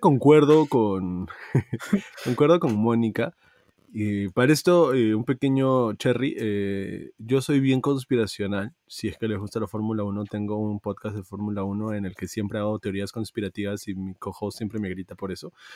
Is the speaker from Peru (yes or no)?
yes; Peru; como peruanos hemos tenido que votar el día de hoy